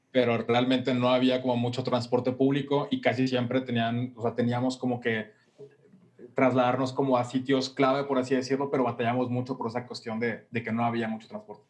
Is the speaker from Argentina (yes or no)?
no; Monterrey, Nuevo León, Mexico; also born or lived in Paseo de Cumbres; yo crecí eh, realmente en Mitras